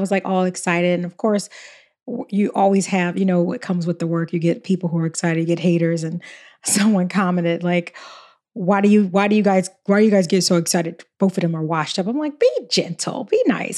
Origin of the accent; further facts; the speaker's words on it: Philadelphia, Pennsylvania, United States; I'm from Philly.